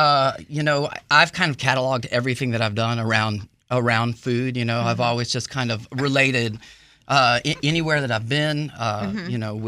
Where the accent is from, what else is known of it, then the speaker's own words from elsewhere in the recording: Atlanta, Georgia, United States; So I'm from Atlanta, Georgia.